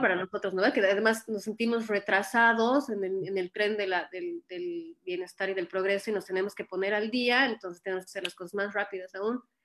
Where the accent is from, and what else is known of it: Bolivia; moved away as an adult; now in Ohio, United States